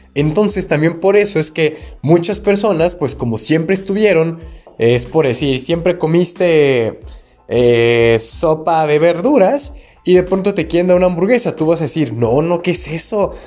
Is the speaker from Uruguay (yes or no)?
no; Mexico; yo que soy de México